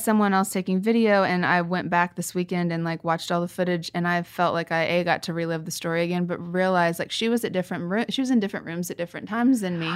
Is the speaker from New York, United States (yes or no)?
no; Kansas, United States; moved away; We go back to my hometown, and Kansas